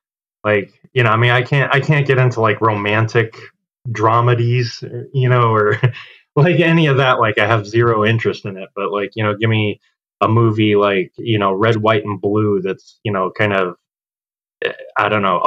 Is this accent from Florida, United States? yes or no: yes; Clearwater, Florida, United States; moved away as an adult; also born or lived in Tampa, Florida / Los Angeles, California; now in Illinois, United States; Born and raised in Clearwater, Safety Harbor area, but like yeah, after I moved out, I moved to Tampa